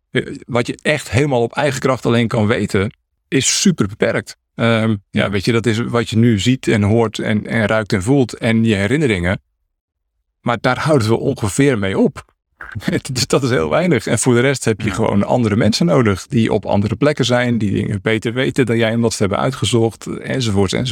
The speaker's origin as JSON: {"language": "Dutch", "country": "Netherlands", "said": "ik kan fietsen, ik ben een Hollandse jongen. Dus eh, ik fiets al vanaf dat ik, eh, weet ik veel, twee of drie was."}